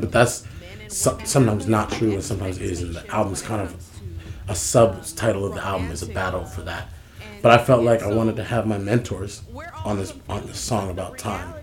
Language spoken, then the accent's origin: English; San Francisco, California, United States; I'm from, I'm from San Francisco, California. I'm from Fillmore, Uptown.